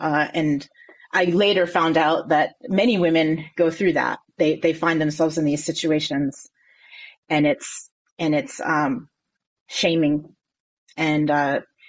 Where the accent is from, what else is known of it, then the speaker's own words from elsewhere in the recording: Connecticut, United States; moved away as an adult; also born or lived in North Carolina; I was born and raised here in Connecticut, but I was living in North Carolina